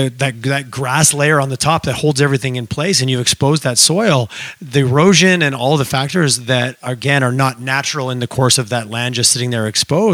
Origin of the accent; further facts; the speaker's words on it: Quebec, Canada; I grew up in the Chattahoochee Valley in Quebec, which hundreds of years ago was swampland and highly fertile